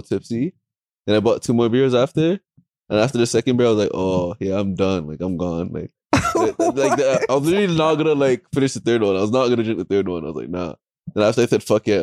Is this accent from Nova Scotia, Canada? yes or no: no; Brampton, Ontario, Canada; We're from Brampton